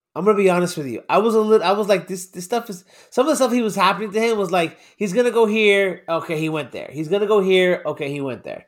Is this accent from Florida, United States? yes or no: yes; Miami, Florida, United States; I'm from Miami